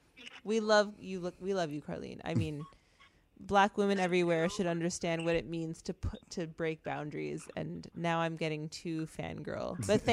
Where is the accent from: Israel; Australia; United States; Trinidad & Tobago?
Trinidad & Tobago; yes, I'm not Jamaican, but I am Trini.